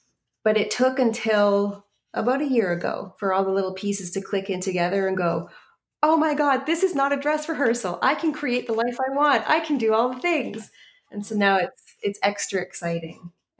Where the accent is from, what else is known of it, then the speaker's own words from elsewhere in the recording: Canada; it will pull up the website, which is bearslate.ca, because we're Canadian.